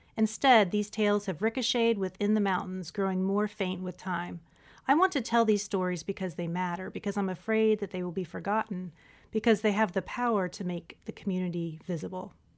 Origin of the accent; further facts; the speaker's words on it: West Virginia, United States; I'm originally from Appalachia as well, not Kentucky Appalachia. I'm from West Virginia